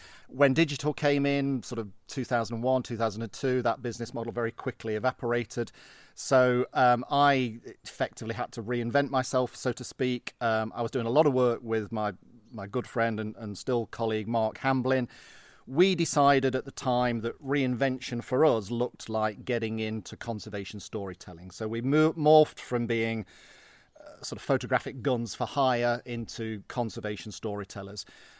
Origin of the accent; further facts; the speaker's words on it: Derby, East Midlands, United Kingdom; now in Scotland; Well, I grew up in the Midlands. My dad worked on the railway, so we moved around quite a lot.